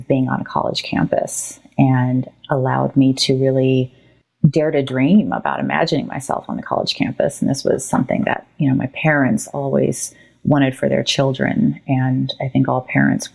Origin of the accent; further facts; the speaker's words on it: Oakland, California, United States; I am born and raised in Oakland.